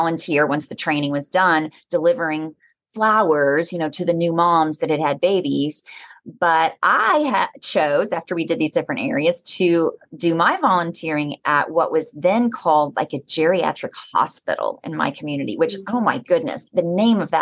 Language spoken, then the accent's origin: English; Oklahoma, United States; I grew up in Oklahoma